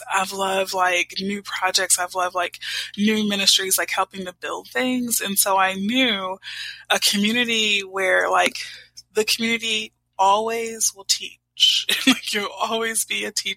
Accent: Houston, Texas, United States; I grew up in Houston, Texas.

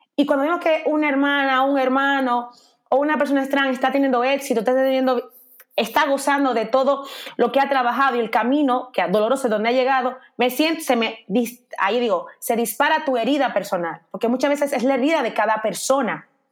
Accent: Dominican Republic; now in Spain; yo como dominicana

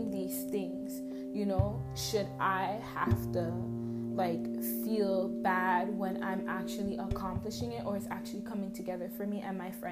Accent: Toronto, Ontario, Canada; I'm from Toronto

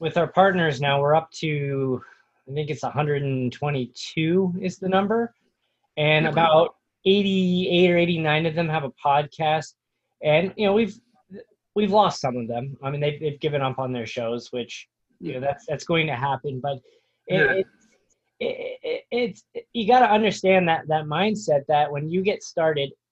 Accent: Indiana, United States; moved away as an adult; now in Phoenix, United States; I was from Indiana

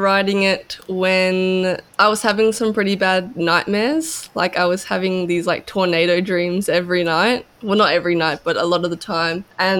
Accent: Kingscliff, New South Wales, Australia; now in Byron Bay, Australia; I'm 21. I'm from Kingscliff.

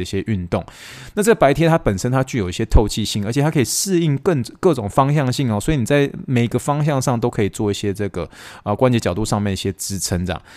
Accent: Taiwan; now in United States; 我是一个从台湾来的人

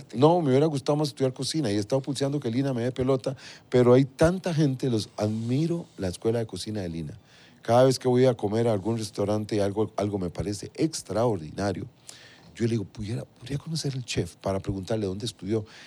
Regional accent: Alajuela, Costa Rica; moved away; salimos de un pueblito, yo soy de Limbo, Las Cañas de la Juela

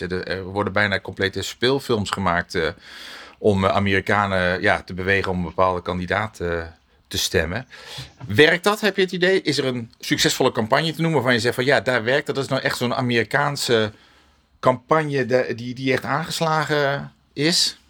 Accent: Netherlands; Wij als Nederlanders

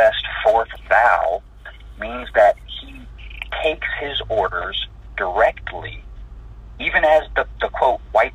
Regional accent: United States; me being American

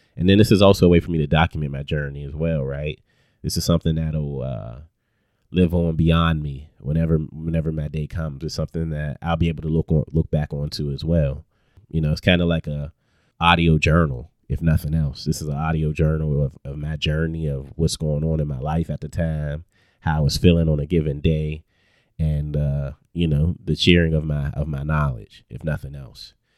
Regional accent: Pittsburgh, Pennsylvania, United States; moved away as an adult; also born or lived in Lincoln University, Pennsylvania; now in Atlanta, United States; born and raised in Pittsburgh

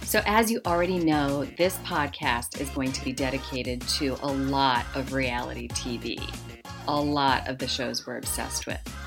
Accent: Harrisburg, Pennsylvania, United States; I grew up largely in South Central Pennsylvania, the Harrisburg, Hershey area.

